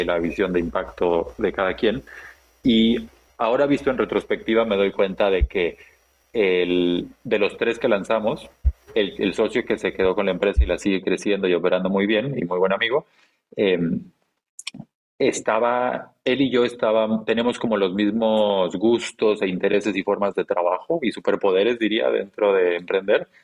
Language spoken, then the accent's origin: Spanish; Chiapas, Mexico; nací y crecí en el sur de México